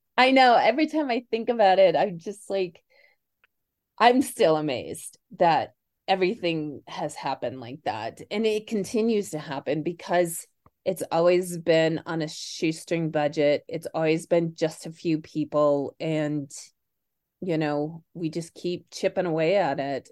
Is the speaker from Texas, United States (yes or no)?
no; Kansas City, Missouri, United States; moved away; also born or lived in Chicago; born in Chicago, raised in Kansas City.